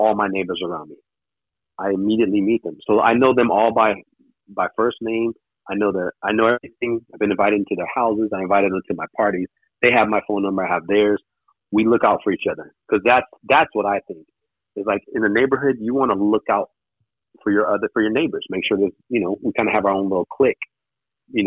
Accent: Hawaii, United States; moved away as an adult; now in Los Angeles, United States; I didn't take that mentality when I came from Hawaii

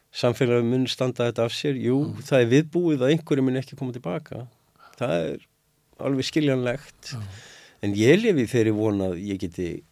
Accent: Reykjavík, Capital Region, Iceland; moved away as an adult; now in Grindavík, Iceland; Ég segi það sem reykvíkingur, upphælinn, borun

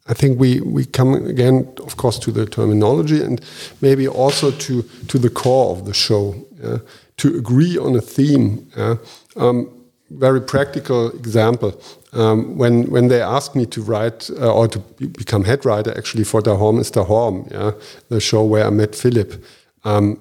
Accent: Japan; moved away; I was born and raised in Japan

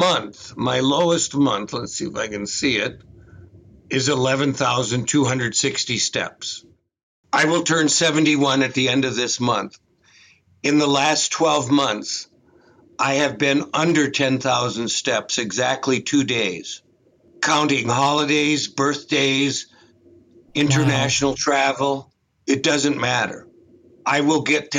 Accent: Minnesota, United States; I was a flunky from Minnesota

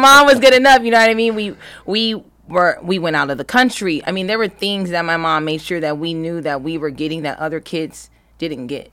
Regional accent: Los Angeles County, California, United States; also born or lived in Berkeley, California; I'm from Los Angeles County.

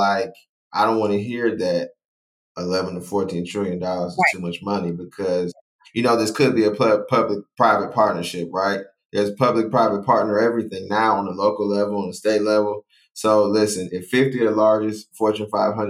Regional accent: Ohio, United States; moved away; also born or lived in the South; I'm from Ohio. Okay. I'm not from the South.

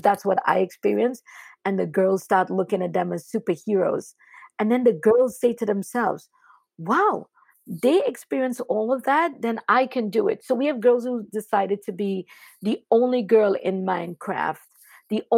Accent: Trinidad & Tobago; moved away; I grew up really poor in Trinidad and Tobago and being an immigrant.

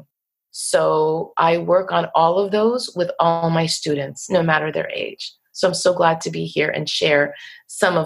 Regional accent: Waldwick, New Jersey, United States; accent: Jersey; we lived on a dead-end road in Waldwick, New Jersey

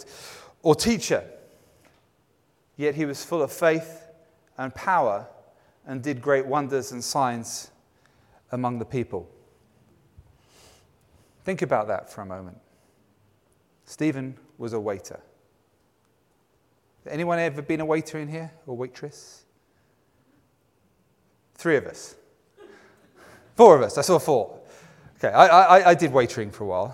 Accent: England, United Kingdom; my sensibilities as an Englishman

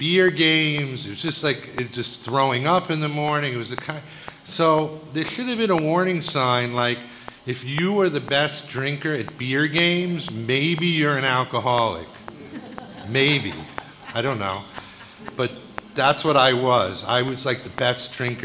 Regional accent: New York City, New York, United States; I grew up in Bayside, Queens, a middle-class neighborhood

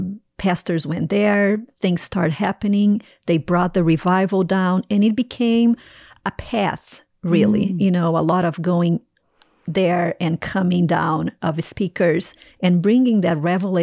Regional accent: Brazil; English is a second language; moved away as an adult; also born or lived in Toronto, Canada; now in North Carolina, United States; Yes. So I grew up in Brazil

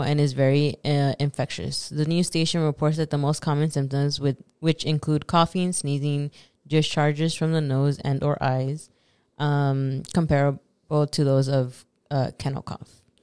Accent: Los Angeles, California, United States; first language Spanish; English is a second language; I'm from Los Angeles, so I have another accent.

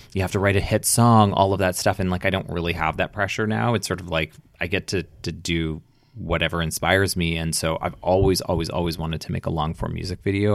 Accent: Edmonton, Alberta, Canada; moved away; also born or lived in Toronto; growing up in Edmonton

